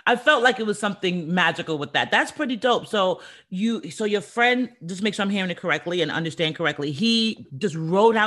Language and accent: English; New York City, New York, United States; I'm from the Bronx